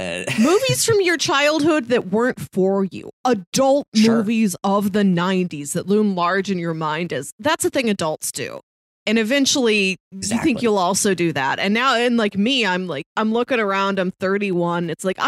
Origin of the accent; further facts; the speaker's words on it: Midwest, United States; growing up in the Midwest, you recognize the power and terror of a tornado.